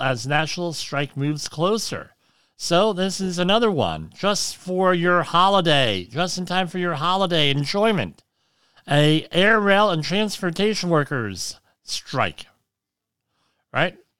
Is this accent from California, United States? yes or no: no; New Jersey, United States; now in Rockland County, New York, United States; I'm from New Jersey